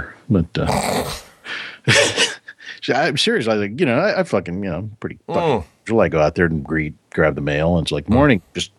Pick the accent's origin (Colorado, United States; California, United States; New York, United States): California, United States; as soon as I told him I was from California